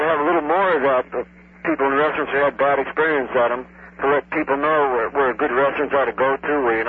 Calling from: Hollywood, Florida, United States; Hi, this is … from Hollywood.

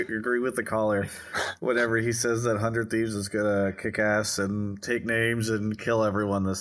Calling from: Los Angeles, California, United States; Uh, calling from L.A.

